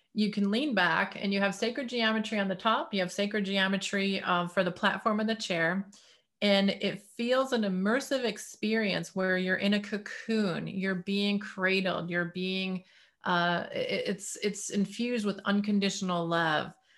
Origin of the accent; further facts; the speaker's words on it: Detroit, Michigan, United States; growing up in the Detroit area